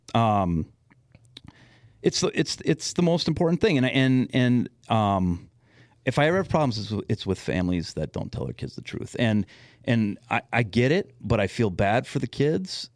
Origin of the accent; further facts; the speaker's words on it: West Metro, Minnesota, United States; also born or lived in Madison, Wisconsin / Los Angeles, California; now in Blaine, United States; I grew up in the West Metro